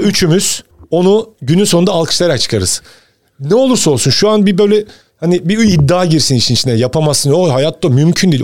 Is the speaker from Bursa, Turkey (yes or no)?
yes; Bursa, Turkey; ben Bursa'da doğdum